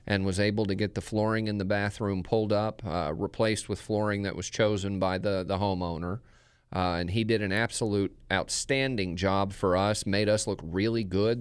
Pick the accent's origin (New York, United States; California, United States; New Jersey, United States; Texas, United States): Texas, United States; moved away as an adult; Craig and I are both from the same area in Texas